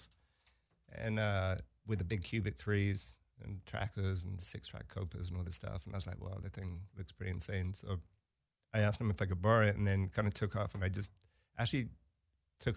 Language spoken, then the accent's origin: English; Brighton, South East England, United Kingdom; moved away; I grew up in Brighton